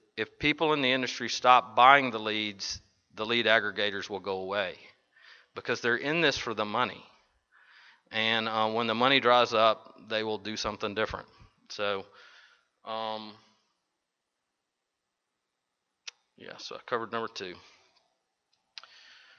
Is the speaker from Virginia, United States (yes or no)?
no; Nashville, Tennessee, United States; Vanderbilt University Hospital is right in my hometown.